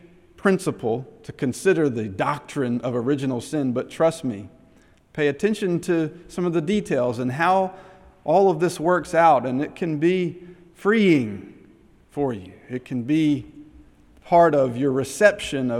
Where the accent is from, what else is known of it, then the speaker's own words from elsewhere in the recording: Henderson, United States; moved away; back in Henderson, my hometown